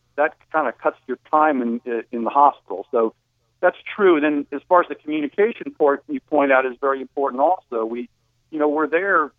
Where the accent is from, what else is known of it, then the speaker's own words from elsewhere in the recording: New Jersey, United States; moved away; I grew up in New Jersey